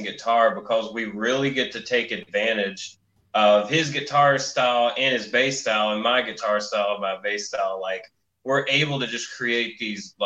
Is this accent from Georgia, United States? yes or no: yes; North Georgia, United States; our hometown, no one would know where it was.